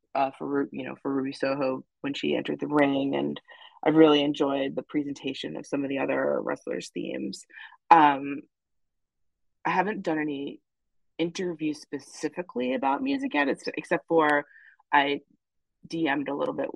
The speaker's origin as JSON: {"language": "English", "town": "Hicksville", "region": "New York", "country": "United States", "moved": "as an adult", "lives_now": "Boston, United States", "said": "I am from Long Island. Yes, I'm from Hicksville, Long Island, which is …'s hometown"}